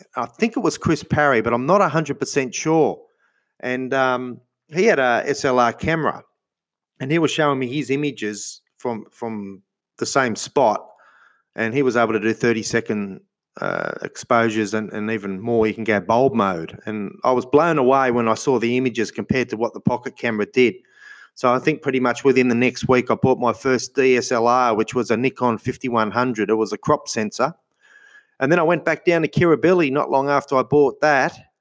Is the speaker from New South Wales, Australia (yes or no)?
yes; Sydney, New South Wales, Australia; also born or lived in Albury-Wodonga / Melbourne, Victoria; I was born in Sydney in 1971, and uh, lived in Sydney most of my life.